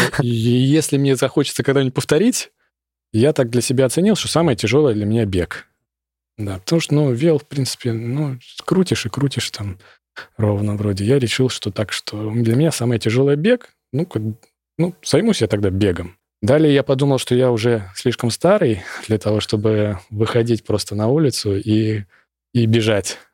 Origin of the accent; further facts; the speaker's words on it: Moscow, Russia; Я из Москвы